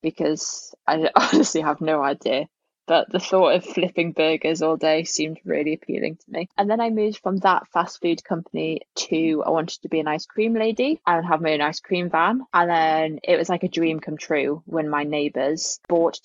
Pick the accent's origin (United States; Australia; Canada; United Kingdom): United Kingdom; Alnwick, North East England; moved away as an adult; also born or lived in Bath; home is a town, basically it's a really small village that's called South Cholton, which is just outside of a town called Alnwick